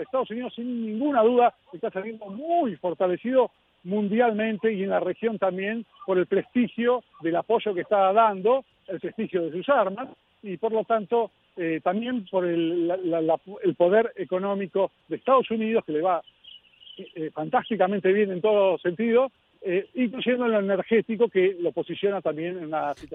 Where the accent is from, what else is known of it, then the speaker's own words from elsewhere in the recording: Argentina; como argentino